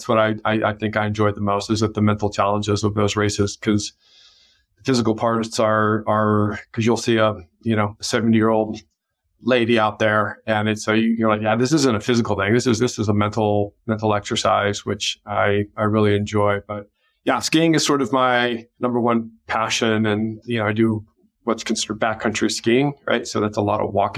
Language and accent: English; Colorado, United States; now in California, United States; I grew up in Colorado